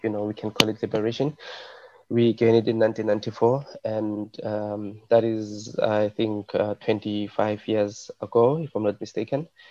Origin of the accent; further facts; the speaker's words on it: South Africa; English is a second language; moved away; I'm from South Africa